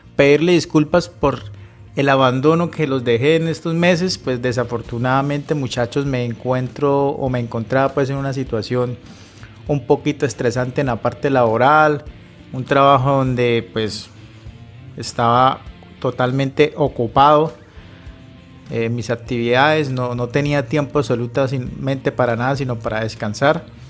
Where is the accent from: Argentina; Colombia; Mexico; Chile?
Colombia; Cúcuta, Norte de Santander; also born or lived in Medellín; yo soy de Cúcuta, ya dejé de vivir en Medellín, me tocó devolverme pues por acá